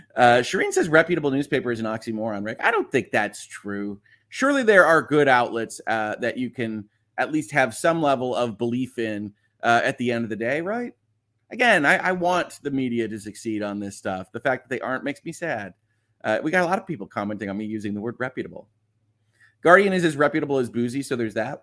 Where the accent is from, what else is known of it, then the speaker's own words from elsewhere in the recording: United States; as an American